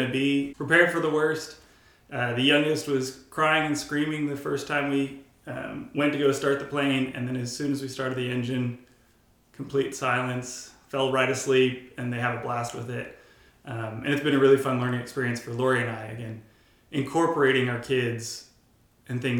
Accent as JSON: {"language": "English", "area": "Bay Area", "region": "California", "country": "United States", "tie": "born or raised there", "said": "I grew up here in the Bay Area, going to church"}